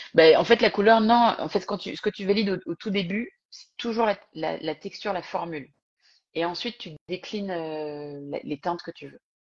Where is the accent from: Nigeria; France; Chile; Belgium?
France; accent: thick French accent; also born or lived in Singapore; j'avais évidemment mon accent français coupé au couteau